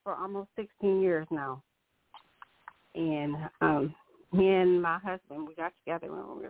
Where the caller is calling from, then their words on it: Grand Rapids, Michigan, United States; Hi, I'm calling from Grand Rapids.